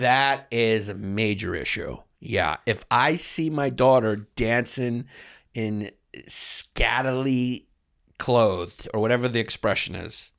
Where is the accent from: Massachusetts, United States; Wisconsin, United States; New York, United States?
New York, United States; I'm from New York